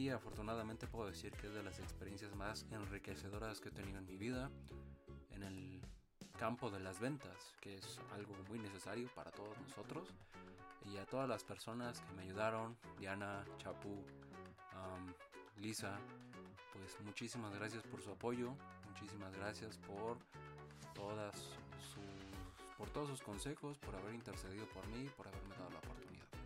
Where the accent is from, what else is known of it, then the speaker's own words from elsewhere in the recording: Mexico; tu servidor, yo, soy mexicano, orgullosamente lo digo, orgullosamente lo grito, lo admito y jamás en mi vida lo voy a negar.